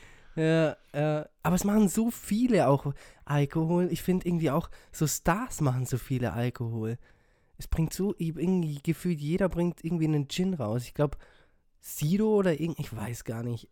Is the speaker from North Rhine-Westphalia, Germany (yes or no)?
no; Bavaria, Germany; accent: Bavarian; also born or lived in Brazil; ich komme eigentlich gebürtig aus Brasilien und ähm, ja, spreche eigentlich immer schon äh, Deutsch äh, und ein bisschen bayerisch